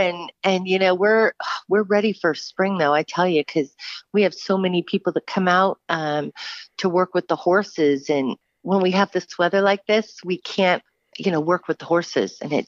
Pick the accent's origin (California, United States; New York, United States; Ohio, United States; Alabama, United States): California, United States; Southern; I'm actually from Southern California, born and raised.